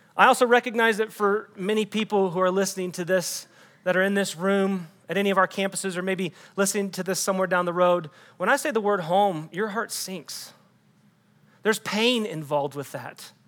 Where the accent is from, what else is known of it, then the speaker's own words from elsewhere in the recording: Texas, United States; also born or lived in Des Moines, Iowa; I'm not actually a native Texan.